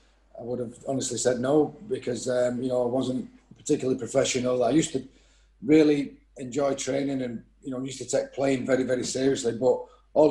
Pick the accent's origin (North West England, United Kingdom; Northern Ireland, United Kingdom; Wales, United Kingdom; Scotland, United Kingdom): North West England, United Kingdom; Salford; my hometown